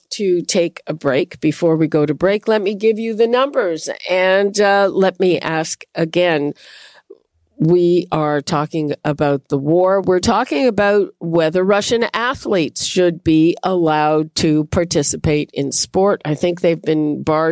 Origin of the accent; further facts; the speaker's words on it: Montreal, Quebec, Canada; I grew up in Montreal in the heyday of the Habs